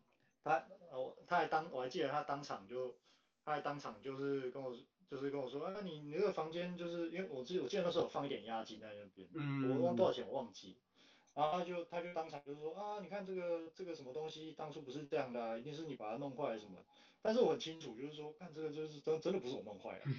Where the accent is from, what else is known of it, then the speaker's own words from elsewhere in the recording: Taiwan; 他其实不知道我是台湾人。我去的时候，我去的时候他还知道我是台湾人